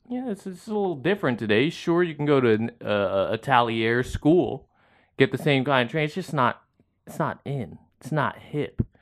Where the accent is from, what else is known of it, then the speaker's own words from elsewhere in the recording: San Diego, California, United States; moved away; I'm from San Diego